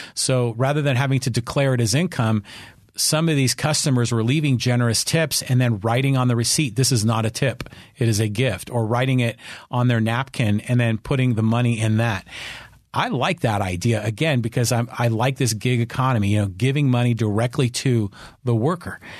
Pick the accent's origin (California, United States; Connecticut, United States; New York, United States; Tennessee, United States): California, United States; Burlingame; now in San Diego, United States; I grew up in Burlingame